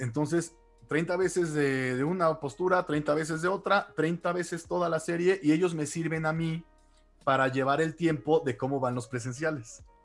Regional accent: Mexico City, Mexico; ahora soy de la Ciudad de México y aquí he estado toda mi vida, básicamente

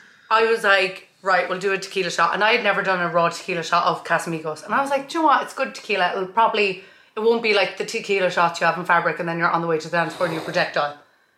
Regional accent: County Kerry, Ireland; I was in Dublin recently. They were like, you don't sound like you're from Kerry.

